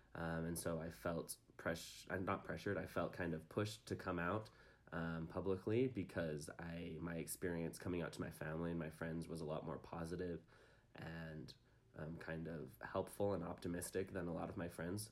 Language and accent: English; Provo, Utah, United States; I'm from Provo. Lived here my whole life